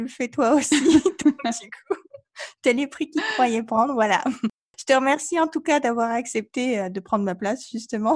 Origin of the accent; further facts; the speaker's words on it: Provence-Alpes-Côte d'Azur, France; je suis française euh, d'origine de Provence, donc il y a une vraie tradition en Provence